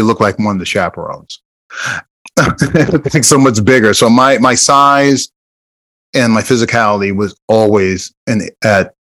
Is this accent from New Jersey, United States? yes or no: yes; Jersey City, New Jersey, United States; moved away; also born or lived in Iowa; I'm originally from Jersey City, New Jersey